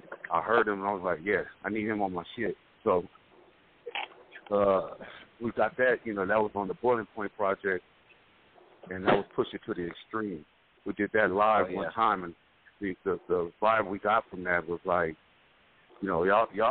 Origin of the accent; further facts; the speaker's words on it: Sacramento, California, United States; I'm from Sacramento